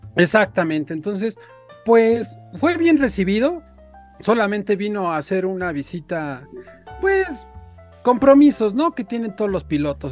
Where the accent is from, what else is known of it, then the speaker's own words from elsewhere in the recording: Mexico; nuestro país